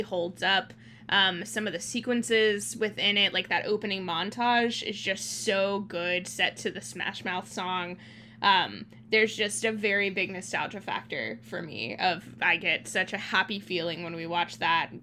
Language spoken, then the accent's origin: English; Thailand; moved away; I grew up in Thailand